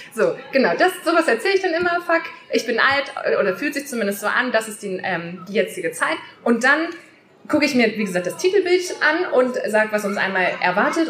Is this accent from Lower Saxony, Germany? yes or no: yes; Worpswede, Lower Saxony, Germany; ich komme ja aus Worpswede. Das ist ein kleiner Ort in der Nähe von Bremen.